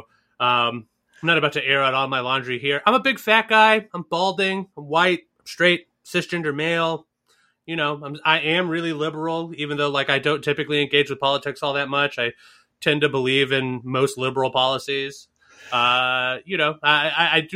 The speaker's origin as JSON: {"language": "English", "region": "Northeast", "country": "United States", "tie": "born or raised there", "said": "I grew up in the Northeast."}